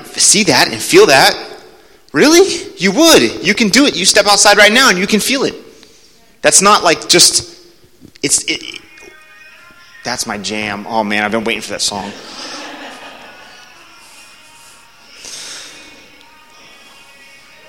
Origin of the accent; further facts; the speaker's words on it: Alabama, United States; they all know we're from Alabama